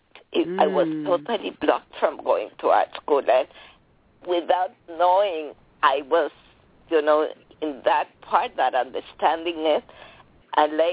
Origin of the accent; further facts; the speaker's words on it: Mexico City, Mexico; I was born in Mexico City